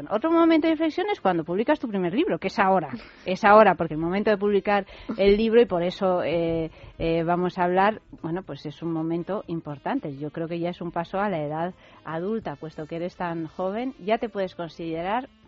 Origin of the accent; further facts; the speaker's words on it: Italy; Además, yo que soy italiana, digo, fíjate, yo esto lo quiero probar.